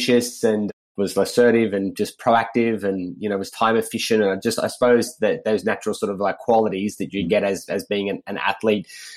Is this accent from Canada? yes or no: no; Sydney, New South Wales, Australia; I grew up in Sydney, Australia